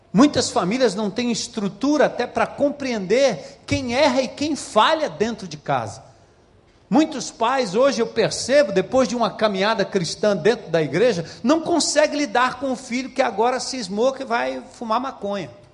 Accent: São Paulo, Brazil; moved away as an adult; now in Ceará, Brazil; nascido e criado em São Paulo

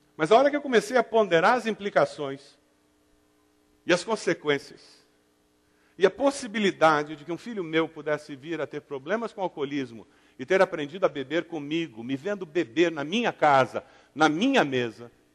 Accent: southern Brazil, Brazil; particularmente no sul do Brasil, a gente tem a desculpa do eu sou italiano

